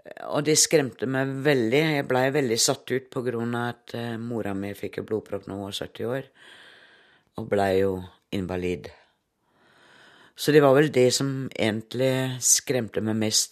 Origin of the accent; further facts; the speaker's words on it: Herning, Central Denmark Region, Denmark; Norwegian is a second language; moved away as an adult; also born or lived in Oslo, Norway; now in Drangedal, Norway; Jeg er i grunnen fra Danmark, Herning, midt på Jylland